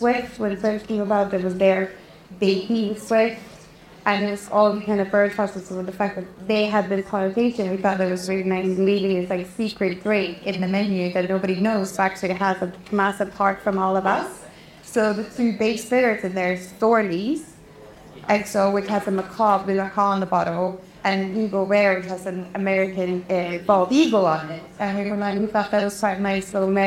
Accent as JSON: {"language": "English", "town": "Umeå", "region": "Västerbotten County", "country": "Sweden", "second_language": "English", "moved": "yes", "said": "Excuse my English, I am Swedish, for anyone who hasn't figured the accent out"}